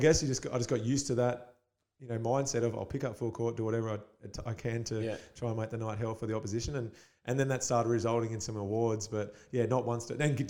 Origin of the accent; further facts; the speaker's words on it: Perth, Western Australia, Australia; when I came from Perth, I was like, I'm a professional athlete.